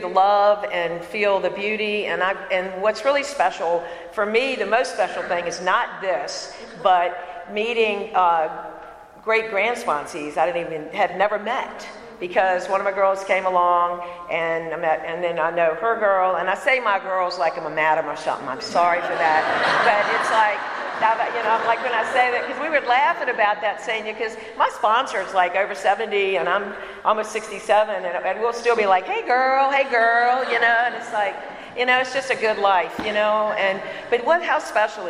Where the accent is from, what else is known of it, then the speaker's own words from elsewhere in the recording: Bon Air, Virginia, United States; I am from Richmond, Virginia. I'm actually in a county called Chesterfield. I grew up in a Bon Air